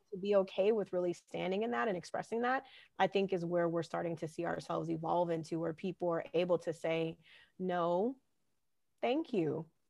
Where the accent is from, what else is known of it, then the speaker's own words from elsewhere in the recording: California, United States; growing up in California